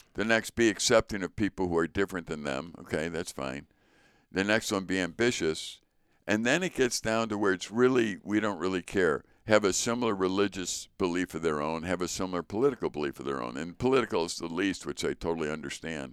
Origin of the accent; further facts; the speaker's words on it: Chicago, Illinois, United States; moved away; also born or lived in North Woods; growing up in Chicago and then coming up to the North Woods